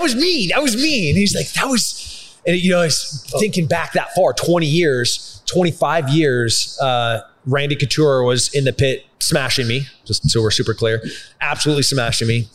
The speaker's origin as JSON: {"language": "English", "town": "Atascadero", "region": "California", "country": "United States", "tie": "born or raised there", "also_born_or_lived": "San Luis Obispo, California / Cambria, California", "moved": "yes", "lives_now": "Texas, United States", "said": "born in San Luis Obispo, raised in Atascadero and Cambria"}